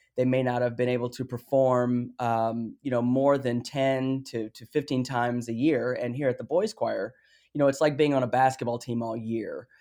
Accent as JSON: {"language": "English", "town": "Phoenix", "region": "Arizona", "country": "United States", "tie": "born or raised there", "said": "I grew up in South Phoenix"}